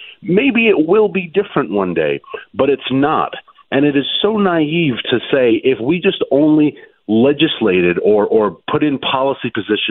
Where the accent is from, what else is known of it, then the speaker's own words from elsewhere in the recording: Vietnam; born there; and I was born in Vietnam